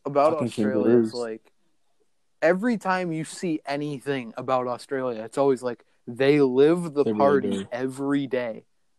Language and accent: English; United States; I'm American and I'm fat.